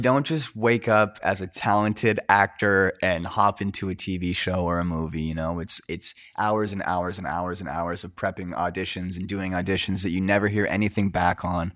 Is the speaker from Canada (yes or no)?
yes; Coquitlam, British Columbia, Canada; I grew up in Coquitlam